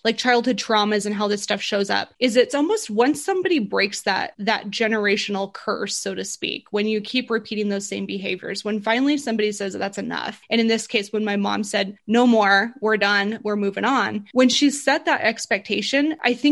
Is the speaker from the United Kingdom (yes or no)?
no; Burley, Idaho, United States; also born or lived in Boise, Idaho; I'm from Burley, Idaho. It's a really small city.